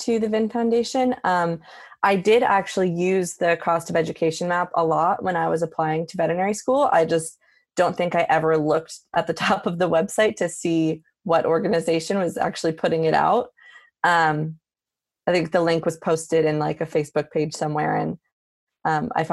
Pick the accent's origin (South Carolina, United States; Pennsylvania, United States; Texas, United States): Pennsylvania, United States; Philadelphia; moved away as an adult; also born or lived in New Hampshire; now in Davis, United States; I am originally from the Philadelphia area.